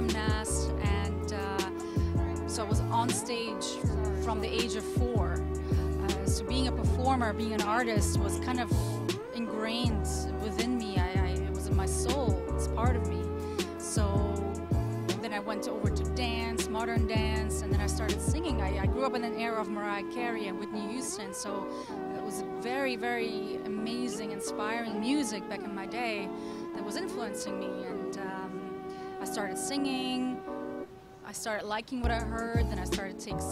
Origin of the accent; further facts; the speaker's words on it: Germany; now in New York City, United States; I grew up in Germany